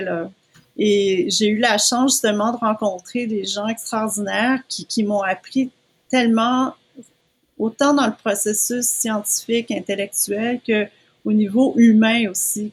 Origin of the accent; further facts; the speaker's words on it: Quebec, Canada; moved away as an adult; also born or lived in United States; je suis née au Québec, je suis restée au Québec toute ma vie